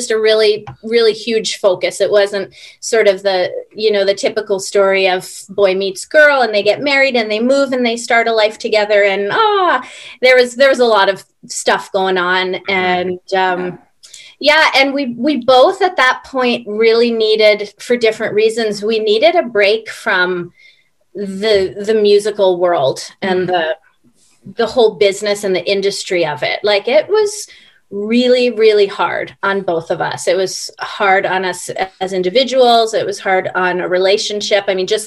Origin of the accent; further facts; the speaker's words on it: New York City, New York, United States; moved away as an adult; also born or lived in Buenos Aires, Argentina; now in Vernon; I grew up in Washington Heights, which is sort of the northern tip of Manhattan bordering the Bronx